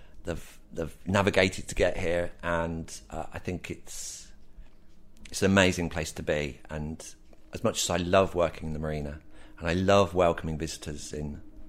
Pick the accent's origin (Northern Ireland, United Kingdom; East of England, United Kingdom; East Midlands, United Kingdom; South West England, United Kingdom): East Midlands, United Kingdom; Northampton; I was born in Northampton, middle of the country